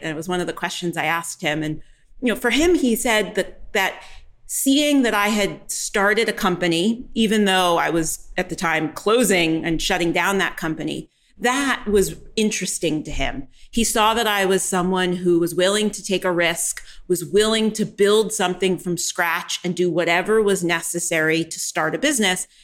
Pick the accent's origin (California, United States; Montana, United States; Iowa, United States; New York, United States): New York, United States; now in Austin, United States; I live in Texas, but I'm originally born and raised in New York